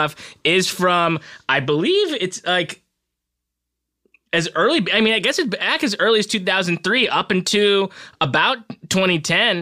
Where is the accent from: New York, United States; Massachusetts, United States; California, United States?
California, United States; Southern; I'm from Southern California